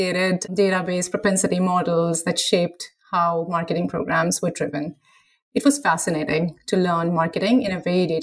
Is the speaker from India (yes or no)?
yes; India; now in United States; growing up in India